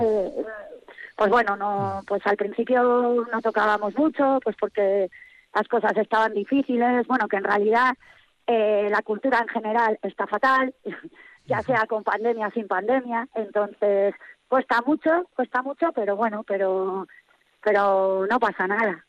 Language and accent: Spanish; Vitoria-Gasteiz, Basque Country, Spain; moved away as an adult; also born or lived in Granada; now in Cuartango, Spain; Yo he vivido siempre en Bastéis